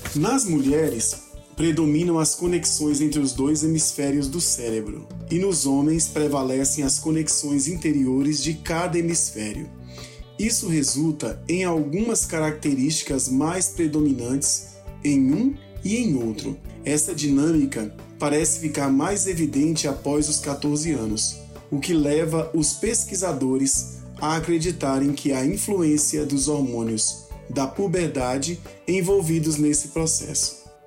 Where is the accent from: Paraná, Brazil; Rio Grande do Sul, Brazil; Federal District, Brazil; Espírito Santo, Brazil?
Federal District, Brazil; Brasília; falo de Brasília, onde nasci